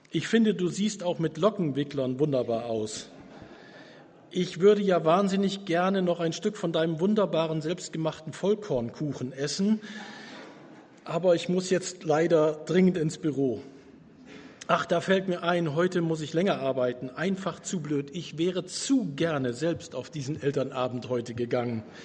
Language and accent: German; Germany; Wir aus Deutschland